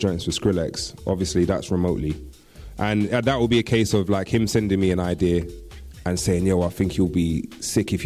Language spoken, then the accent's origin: English; London, United Kingdom; I, being a Londoner, got exposed to bassline just like everybody else